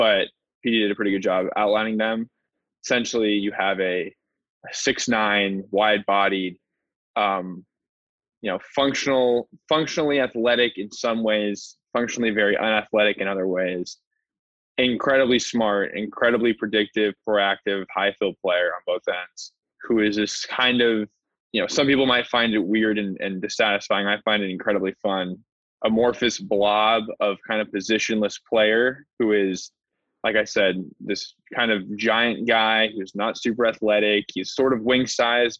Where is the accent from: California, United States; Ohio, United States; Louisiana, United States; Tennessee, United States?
California, United States; Los Angeles; born or raised there